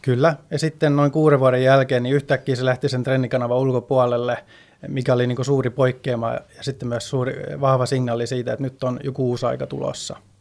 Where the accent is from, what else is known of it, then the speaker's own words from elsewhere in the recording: Sweden; moved away as an adult; also born or lived in Stockholm; now in Finland; kun mä oon syntynyt ja kasvanut Ruotsissa, mutta muutin tänne Suomeen